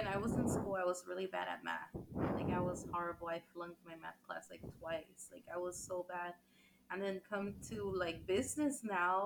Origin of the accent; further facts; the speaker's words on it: Los Angeles, California, United States; also born or lived in San Francisco, California; I was born in the like really nice, I feel like a really Mexican neighborhood in Huntington Park, California